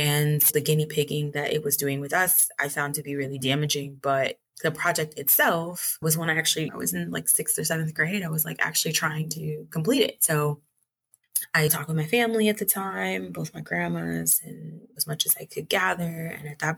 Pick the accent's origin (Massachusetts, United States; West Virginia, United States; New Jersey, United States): New Jersey, United States; Newark; moved away as an adult; now in Lima, Peru; I grew up in Newark, New Jersey